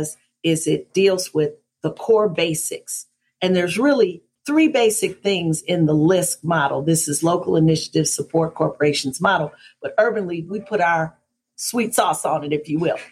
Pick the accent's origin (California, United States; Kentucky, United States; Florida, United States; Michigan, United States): Michigan, United States; Detroit; now in Atlanta, United States; my hometown was and kind of still is in Detroit